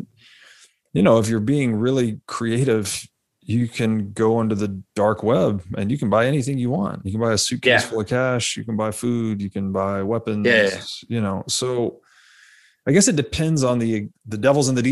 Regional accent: Tennessee, United States; moved away; I grew up in Tennessee originally

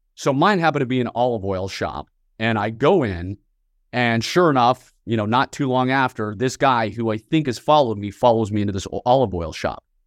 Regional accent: Northern Virginia, United States; I was born and raised just outside of Washington, D C, in Northern Virginia

